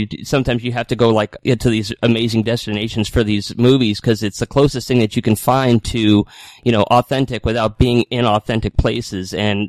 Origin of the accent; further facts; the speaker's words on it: New England, United States; growing up in New England